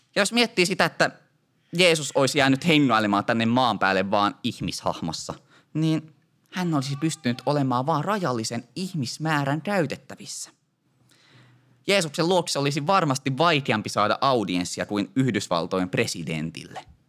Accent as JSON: {"language": "Finnish", "region": "Ostrobothnia", "country": "Finland", "said": "Meillä Pohjanmaalla sanotaan, notta se on suuremmas käres"}